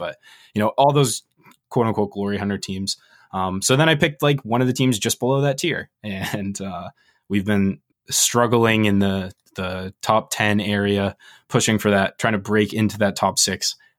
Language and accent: English; Maine, United States; I'm from Maine.